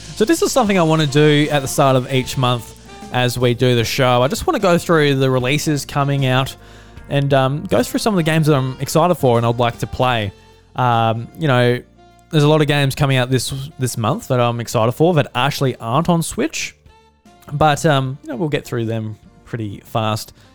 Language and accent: English; Australia; being an Australian